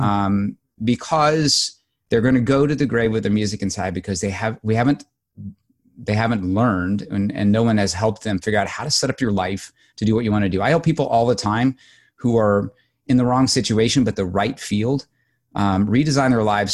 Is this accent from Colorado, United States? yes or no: no; Southern Illinois, United States; I grew up in Southern Illinois on a dairy farm